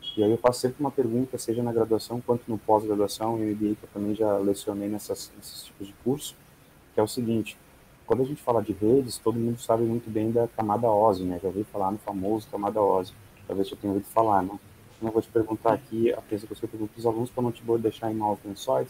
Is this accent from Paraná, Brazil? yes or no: no; Santa Maria, Rio Grande do Sul, Brazil; now in Porto Alegre, Brazil; Nasci em Santa Maria, Rio Grande do Sul.